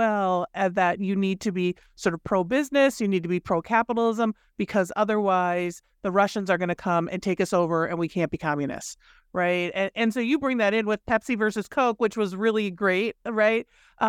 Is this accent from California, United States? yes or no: no; Minnesota, United States; because I grew up in Minnesota. So professional wrestling is not only real. We had a, you know, our governor was a professional wrestler.